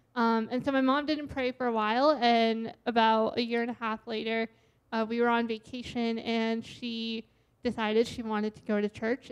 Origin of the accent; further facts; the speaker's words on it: Boston, Massachusetts, United States; now in Washington, United States; I was born and raised in the Boston area